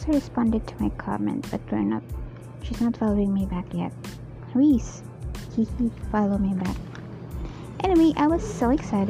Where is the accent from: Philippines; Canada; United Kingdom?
Philippines; I'm Filipino, so anyone there who wants to learn Tagalog, I could really teach you